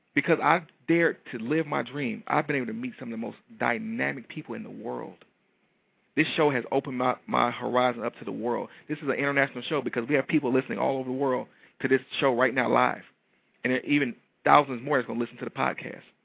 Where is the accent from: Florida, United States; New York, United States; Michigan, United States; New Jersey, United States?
Michigan, United States; Detroit; I'm from Detroit. You know Detroit people are a little little flashy